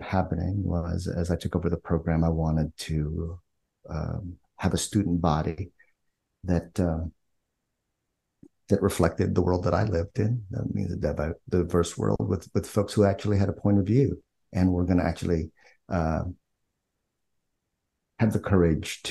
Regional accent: Philippines; moved away; I'm Filipino, born in the Philippines

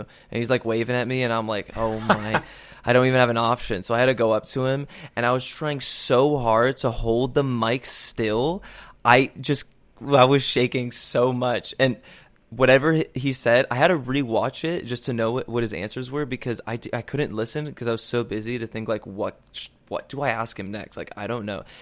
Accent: Chicago, Illinois, United States; Chicago, my hometown

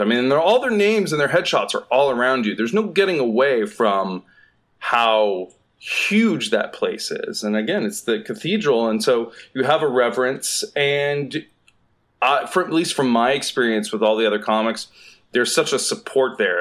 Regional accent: Southeast, United States; moved away as an adult; now in Los Angeles, United States; I'm from the Southeast

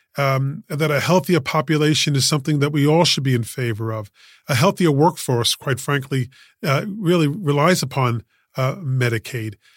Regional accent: New York City, New York, United States; I was born and raised in Queens, um, in, uh, Elmhurst Ho-, uh, in Elmhurst, in Saint John's Hospital on Queens Boulevard

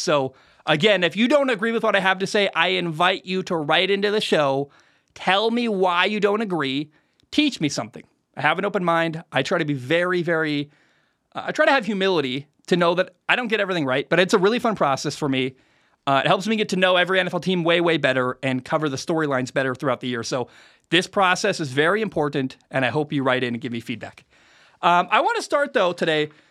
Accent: West Coast, United States; also born or lived in Minnesota; I'm from the West Coast. I grew up there.

